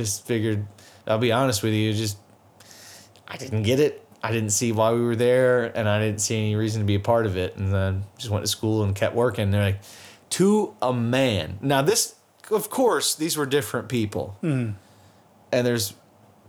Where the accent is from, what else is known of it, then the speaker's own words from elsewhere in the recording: United States; as an American